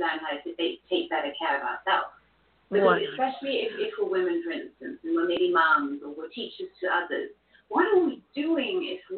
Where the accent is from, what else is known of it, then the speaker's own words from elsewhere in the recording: Austria; Then I grew up in Austria, which is a Catholic country